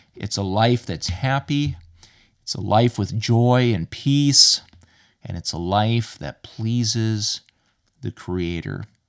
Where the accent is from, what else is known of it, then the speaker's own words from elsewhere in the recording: United States; now in Ireland; as an American living in Ireland